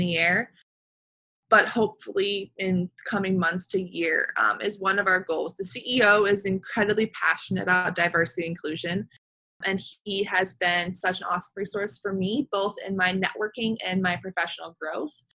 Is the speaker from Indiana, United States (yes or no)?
no; Palo Alto, California, United States; I grew up in Palo Alto, California, Northern California.